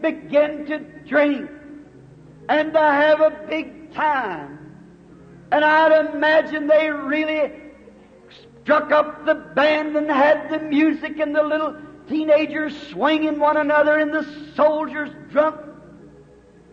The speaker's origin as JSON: {"language": "English", "country": "United States", "said": "I'm glad to be an American"}